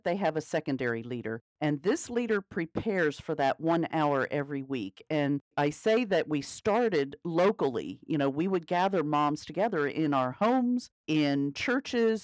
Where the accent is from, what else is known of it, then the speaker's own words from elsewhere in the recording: York County, Pennsylvania, United States; moved away as an adult; also born or lived in Alabama / Mississippi / Connecticut; Ken and I live here in York County, Pennsylvania, which is actually where I was born and raised